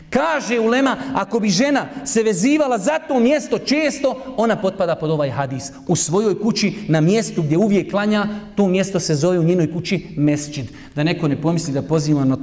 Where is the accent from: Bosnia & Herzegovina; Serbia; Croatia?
Bosnia & Herzegovina; ja sam iz Bosne